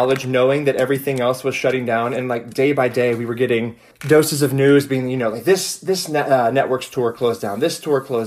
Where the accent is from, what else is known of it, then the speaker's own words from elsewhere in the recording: Myrtle Beach, South Carolina, United States; I am calling from Myrtle Beach, South Carolina, which is where I'm originally from